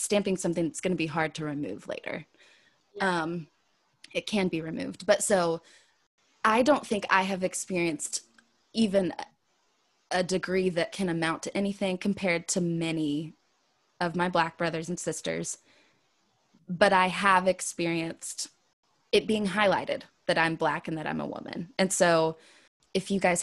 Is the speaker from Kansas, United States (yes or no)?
yes; Wichita, Kansas, United States; born or raised there; moved away; also born or lived in the South